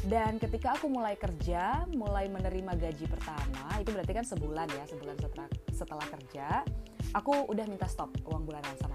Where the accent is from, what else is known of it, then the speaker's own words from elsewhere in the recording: Medan, North Sumatra, Indonesia; now in Jakarta, Indonesia; Jadi sebagai anak rantau, seperti yang kalian tahu, aku dari Medan, uh, Sumatera Utara, dan sekarang aku di Jakarta bekerja dan juga sebelumnya kuliah di sini juga.